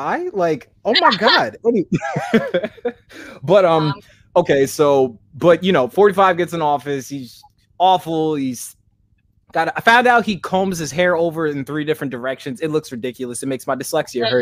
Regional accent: Kansas, United States; I'm from Kansas, but I grew up with Samoans

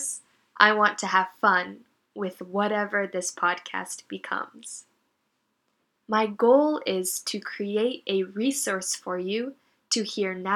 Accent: Northeastern United States, United States; moved away as an adult; now in Japan; I am from the United States. More specifically, I'm from the East Coast of the country

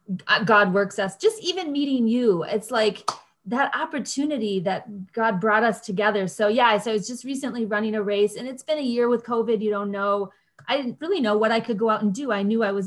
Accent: Grand Rapids, Michigan, United States; I'm from Grand Rapids.

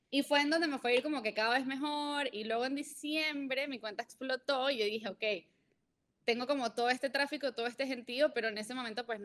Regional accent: Venezuela; born there; moved away; also born or lived in Mexico; nací en Venezuela, eh, llevo mucho tiempo viviendo fuera de Venezuela. Viví en México siete años

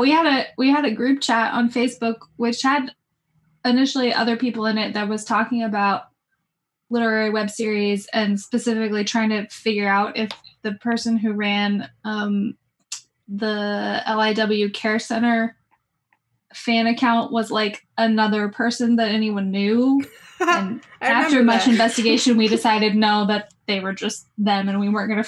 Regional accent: United States; I'm the other American.

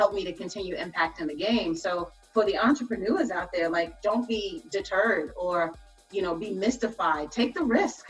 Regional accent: New York City, New York, United States; growing up in New York

